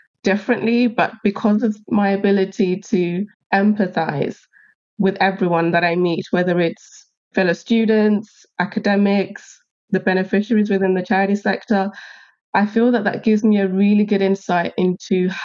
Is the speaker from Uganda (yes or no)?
yes; Uganda; moved away; I'm originally from Uganda and my husband's from Sierra Leone.